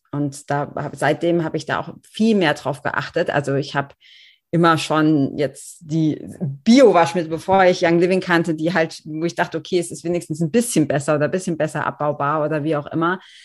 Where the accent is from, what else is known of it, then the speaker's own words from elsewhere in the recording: Germany; als Deutsche oder hier in unseren Breitengraden